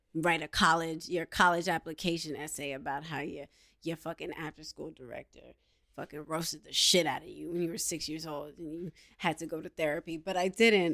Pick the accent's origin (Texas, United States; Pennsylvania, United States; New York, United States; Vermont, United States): New York, United States; I'm a New Yorker